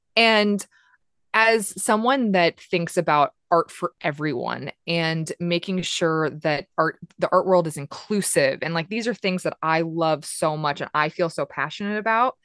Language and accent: English; Des Moines, Iowa, United States; moved away as an adult; also born or lived in Los Angeles; I was born and raised in Des Moines